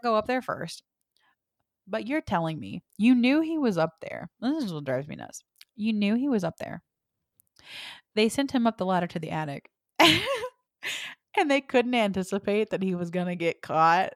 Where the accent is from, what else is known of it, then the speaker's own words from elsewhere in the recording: the South, United States; I'm from the South too